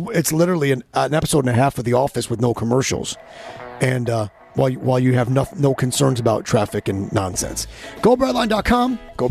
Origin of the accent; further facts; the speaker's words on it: Geneva, New York, United States; now in Miami, United States; I'm from Geneva, New York, which is the Finger Lakes. My city's a tough little city